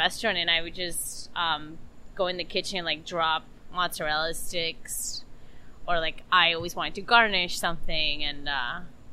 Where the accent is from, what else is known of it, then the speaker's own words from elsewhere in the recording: Peru; now in United States; I've gone back to Peru in my hometown